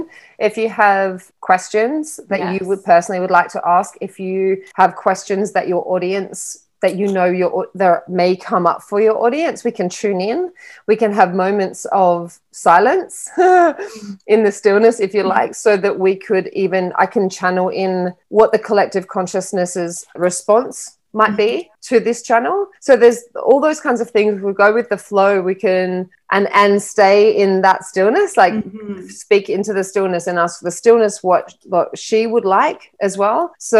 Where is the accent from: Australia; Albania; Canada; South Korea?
Australia; moved away; also born or lived in London / Miami; So I'm originally from Australia and I'm a global traveler. So I haven't really stayed in Australia much in my life. I lived in London for a long time. I moved to Miami in 2018